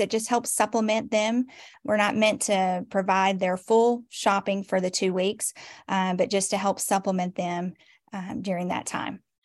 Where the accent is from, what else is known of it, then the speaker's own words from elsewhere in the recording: Nashville, Tennessee, United States; moved away as an adult; also born or lived in Cheatham County / Robertson County / Sumner County; now in Portland, Tennessee, United States; I was born and raised in Nashville